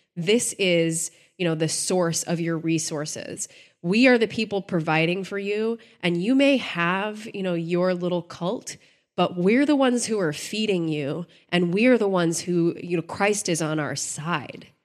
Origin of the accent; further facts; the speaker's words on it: Texas, United States; I grew up in Texas